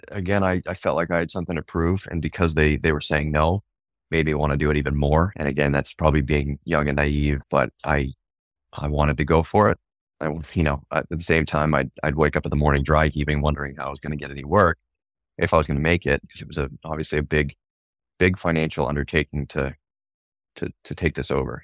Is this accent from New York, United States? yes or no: no; York, Maine, United States; I grew up in York, Maine.